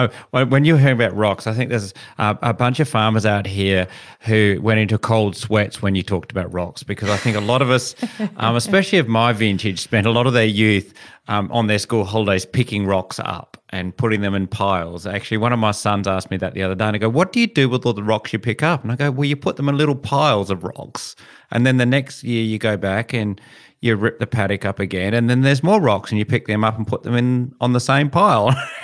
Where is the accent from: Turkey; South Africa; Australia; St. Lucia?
Australia; Kojonup, Western Australia; Where I grew up in Cajunup, my father, all around our house, top of a house, bottom of a house, is all rock walls.